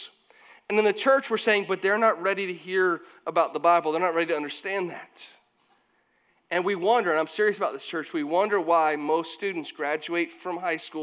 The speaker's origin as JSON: {"language": "English", "town": "St. Petersburg", "region": "Florida", "country": "United States", "tie": "born or raised there", "said": "I grew up in St. Pete, so we had salt water all around us."}